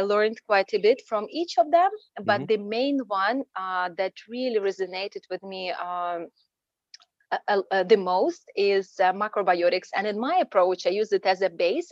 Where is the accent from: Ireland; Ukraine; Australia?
Ukraine; moved away as an adult; now in United States; Originally, I'm from Ukraine